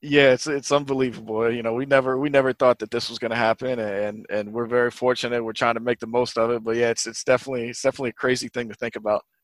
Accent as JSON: {"language": "English", "region": "Virginia", "country": "United States", "tie": "born or raised there", "also_born_or_lived": "New Jersey", "moved": "as an adult", "lives_now": "Detroit, United States", "said": "born in New Jersey, but I did grow up in, uh, in a kind of a, a country part of, uh, Virginia"}